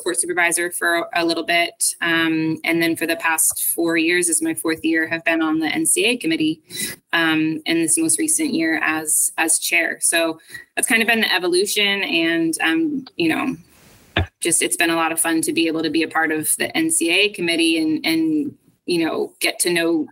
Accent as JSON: {"language": "English", "region": "New Jersey", "country": "United States", "tie": "born or raised there", "also_born_or_lived": "Boston, Massachusetts / Amherst, Massachusetts", "moved": "as an adult", "said": "I grew up in New Jersey"}